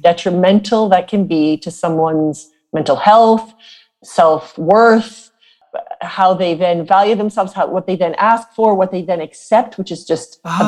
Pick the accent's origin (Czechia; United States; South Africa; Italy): South Africa; I come from South Africa, as you know, I was born there.